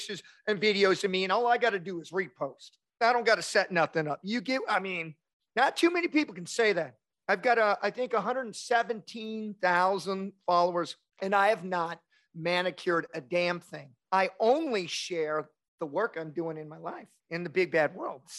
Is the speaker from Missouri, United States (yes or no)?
yes; Kansas City, Missouri, United States; moved away; she's been to Kansas City a few times, my hometown